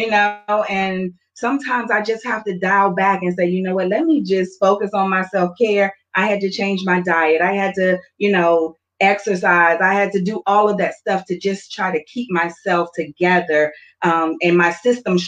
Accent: the South, United States; I'm from the South, so I grew up where we are not to question God

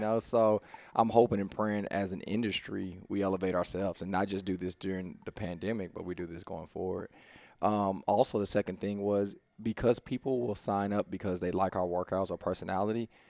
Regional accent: Houston, Texas, United States; we grew up in East Houston

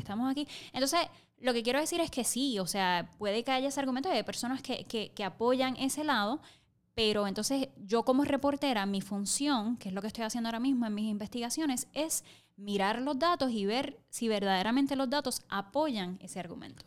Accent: Camuy, Puerto Rico; soy puertorriqueña, soy camullana

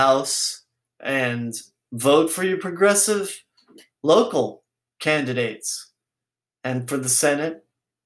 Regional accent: San Francisco, California, United States; I'm from San Francisco

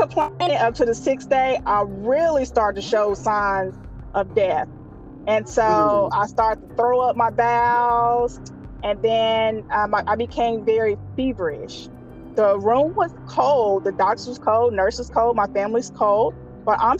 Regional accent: Little Rock, Arkansas, United States; I'm from Little Rock, Arkansas.

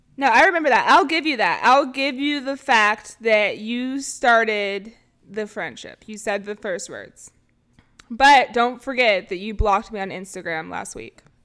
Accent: Bay Area, California, United States; I am from the Bay Area

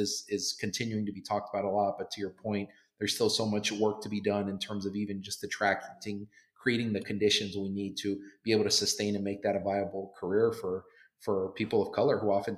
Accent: Southern California, United States; moved away as an adult; now in Boston, United States; I grew up in Southern California in a predominantly Black and Latino community

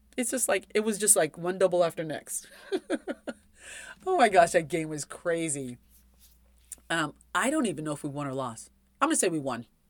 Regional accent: California, United States; I grew up in California.

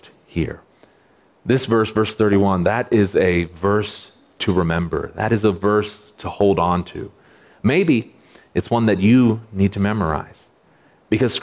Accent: United States; I know it exists to protect me as an American citizen

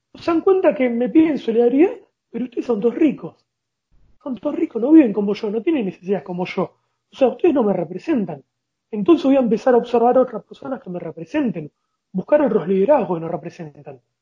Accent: Argentina; como argentinos

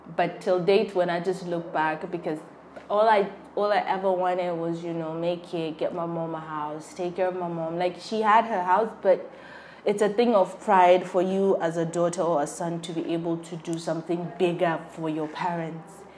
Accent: Borno, Nigeria; I'm from Borno, and you know how Borno people are with tea

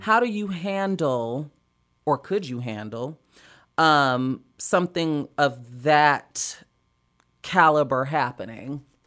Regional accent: Chicago, Illinois, United States; now in Los Angeles, United States; growing up in Chicago, it was a bigger scene

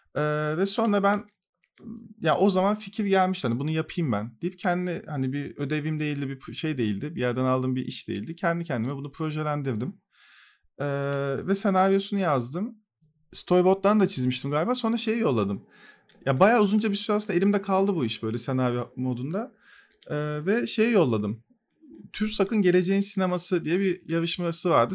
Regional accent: Turkey; Bu coğrafyada işte Türk Türküz

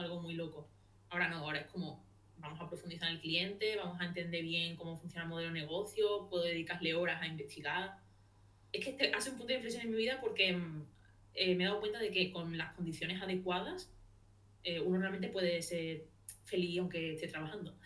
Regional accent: Seville, Andalusia, Spain; soy de Sevilla

